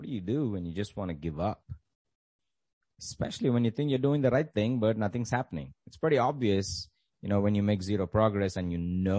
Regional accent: India; Growing up in the Indian educational system

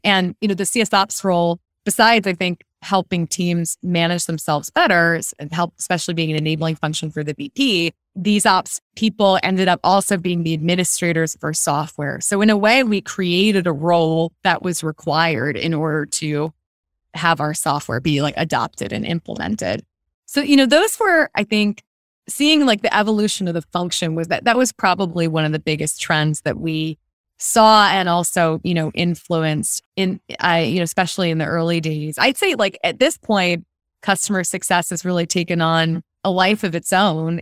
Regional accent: Philadelphia, Pennsylvania, United States; moved away as an adult; also born or lived in New York City; I grew up on the East Coast and of the U S in suburban Philadelphia

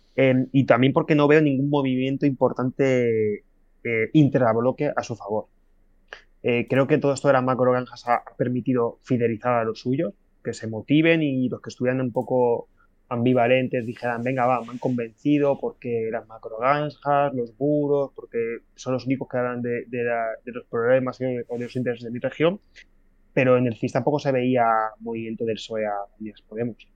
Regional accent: Community of Madrid, Spain; Yo de donde vengo, de, una, de una, ciudad de, de, aquí del sur de, Madrid

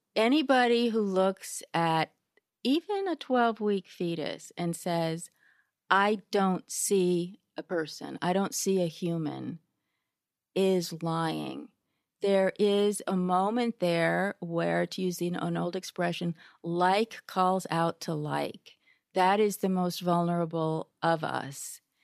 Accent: Berkeley, California, United States; I grew up in Berkeley.

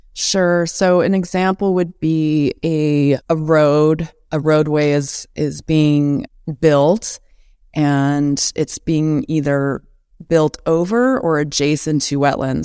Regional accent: Missoula, Montana, United States; also born or lived in Helena, Montana; I grew up in Missoula. I was born in Helena and moved to Missoula when I was in kindergarten, so grew up on the west side of town there

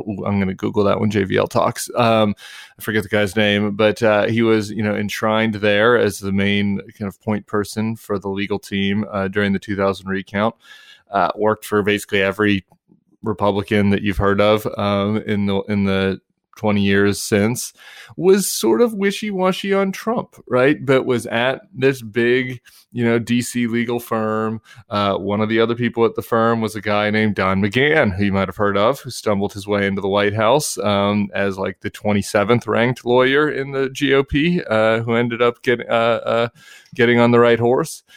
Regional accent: Colorado, United States; my home state of Colorado

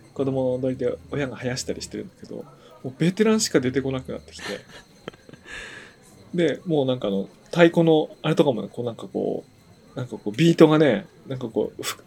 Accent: Tōno, Iwate, Japan; now in Tokyo, Japan; ここ出身なんですけど、ちょくちょく来てる。でも普段は東京にいるんですけど

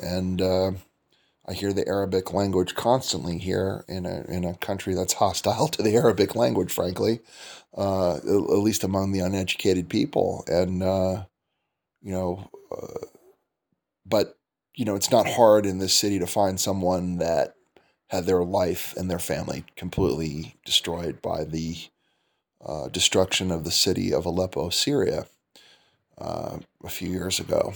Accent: United States; moved away as an adult; now in Turkey; I'm an American

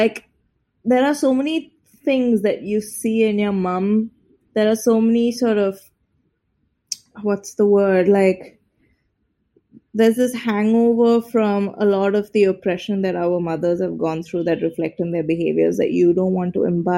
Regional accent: India; as Indian women, we really wanted to explore how our relationships with our mothers determine so much of how we interact with the world

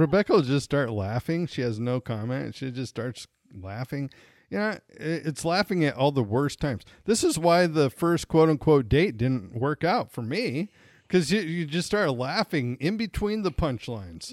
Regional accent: Montana, United States; I'm originally from Montana

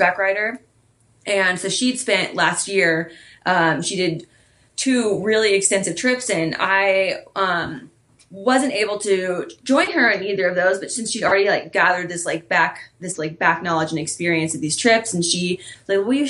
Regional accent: Texas, United States; moved away; I'm originally from Texas

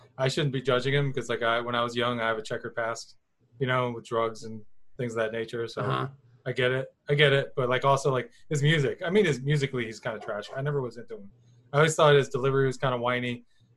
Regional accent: West Palm Beach, Florida, United States; also born or lived in Miami, Florida; I'm from West Palm, and I lived in Miami, like North Miami and Miami Gardens

